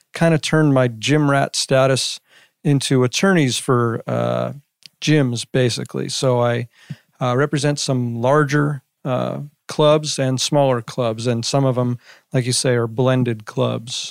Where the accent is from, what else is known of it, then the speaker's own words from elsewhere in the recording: Las Vegas, Nevada, United States; I grew up in Las Vegas, uh, since I was about three years old